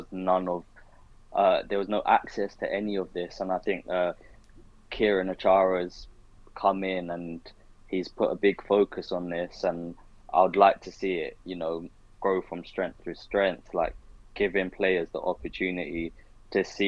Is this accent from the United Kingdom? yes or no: yes; London, United Kingdom; also born or lived in Surrey / Worcester; growing up in London